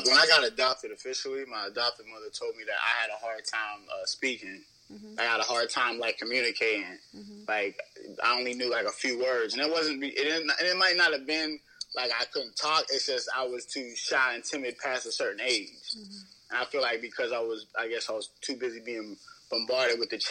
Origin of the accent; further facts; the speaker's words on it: Pittsburgh, Pennsylvania, United States; where we were living at wasn't really the best like place where, you know, growing up in Pittsburgh.